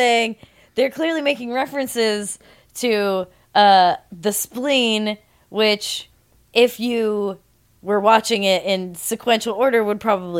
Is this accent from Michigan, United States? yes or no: no; California, United States; I'm from Orange County.